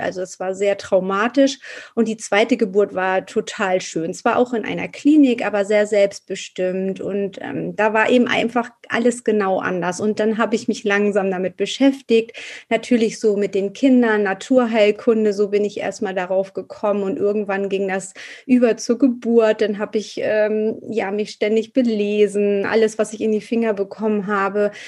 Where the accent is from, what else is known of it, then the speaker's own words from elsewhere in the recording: Hamburg, Germany; Ich komme aus Hamburg